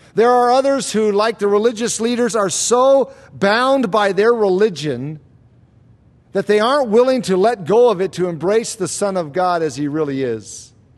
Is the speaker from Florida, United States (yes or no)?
yes; Florida, United States; When I was a kid growing up in Florida